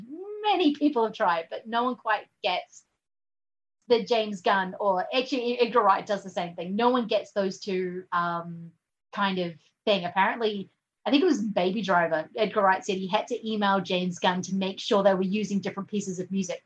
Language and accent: English; New Zealand; growing up in New Zealand and most of it was very lots of British influence